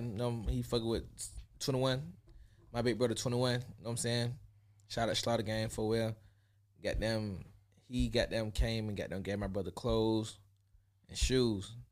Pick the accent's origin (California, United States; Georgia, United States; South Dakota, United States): Georgia, United States; Atlanta; my hometown. They never been to Atlanta